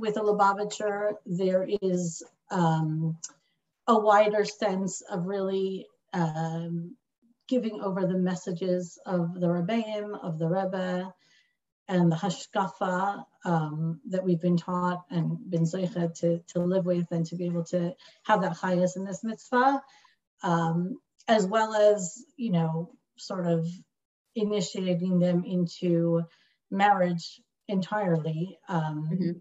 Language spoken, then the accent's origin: English; Long Beach, California, United States; I grew up in Shlichus in Long Beach, California